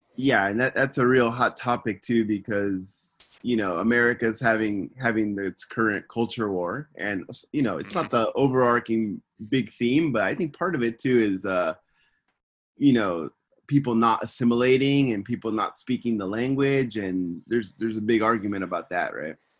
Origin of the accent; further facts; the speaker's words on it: Simi Valley, California, United States; now in Tokyo, Japan; I'm from Simi Valley, California, and I'm living in Tokyo